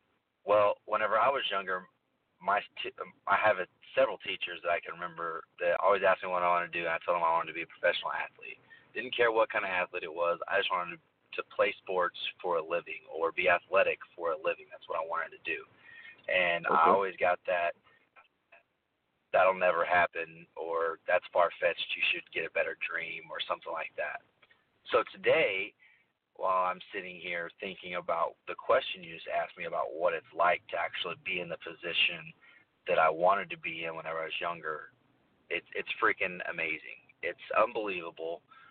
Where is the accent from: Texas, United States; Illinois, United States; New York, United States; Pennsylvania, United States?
Texas, United States; Amarillo; also born or lived in Oklahoma, United States; now in Dallas, United States; I'm always been from Texas, though. I am from Amarillo, Texas, born and raised. So my parents actually moved to Oklahoma whenever I was a little younger, which took me there.